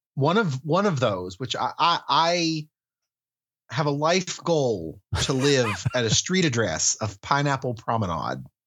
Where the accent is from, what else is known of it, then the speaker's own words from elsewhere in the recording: West Virginia, United States; my home state of West Virginia